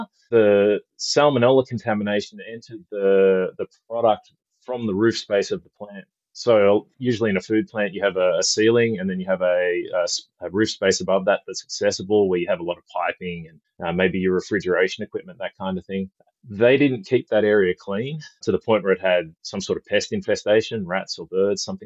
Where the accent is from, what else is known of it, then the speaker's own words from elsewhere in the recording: Australia; As you can probably tell from the accent, I'm from Australia. I live on the West Coast